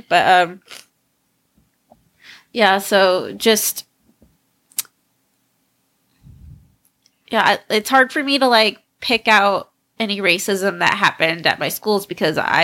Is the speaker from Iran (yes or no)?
no; Laughlin, Nevada, United States; I grew up in Laughlin